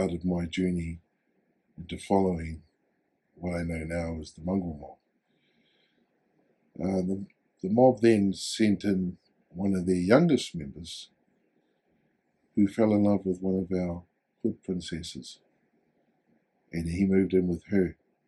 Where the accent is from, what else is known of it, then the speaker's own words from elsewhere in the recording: Hamilton, Waikato, New Zealand; also born or lived in Tokoroa, New Zealand; My mum brought us here to Hamilton, Kirikiriro, to find better opportunities.